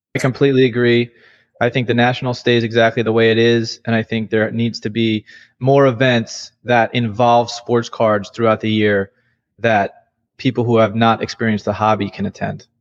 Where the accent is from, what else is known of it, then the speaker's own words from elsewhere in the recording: New York, United States; I grew up in New York